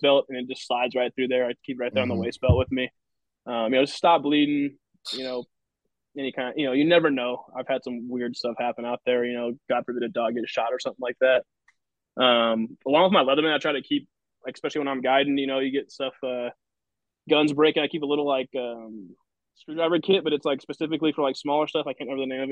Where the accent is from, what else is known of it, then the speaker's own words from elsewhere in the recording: California, United States; I grew up in California